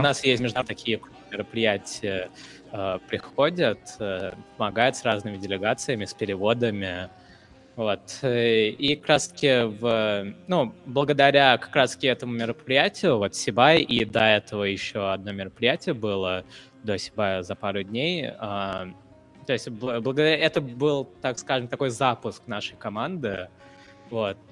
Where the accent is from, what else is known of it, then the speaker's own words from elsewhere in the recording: India; now in Ufa, Russia; я вот, например, из Индии